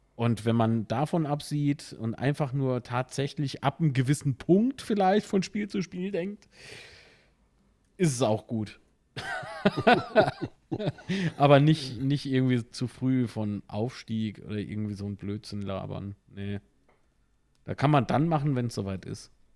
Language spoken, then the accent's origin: German; Kaiserslautern, Rhineland-Palatinate, Germany